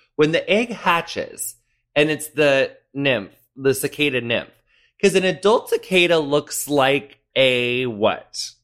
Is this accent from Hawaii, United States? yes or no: no; western Illinois, United States; moved away; my hometown's kind of like right smack in the middle of illinois like north south wise but then we're on like the very western bit